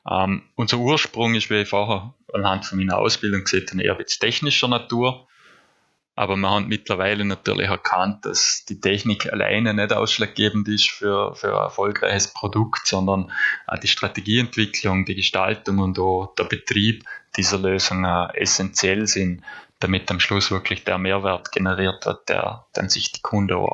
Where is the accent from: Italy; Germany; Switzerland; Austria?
Austria; Nüziders, Vorarlberg; Ich komme ursprünglich aus Nützerdorf. Ich bin dort aufgewachsen, gemeinsam mit meinen drei Geschwister im, im Haus, das meine Großeltern gebaut haben.